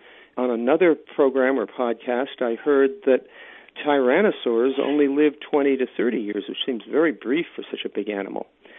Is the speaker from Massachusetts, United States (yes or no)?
no; Virginia, United States; I'm from Virginia in the United States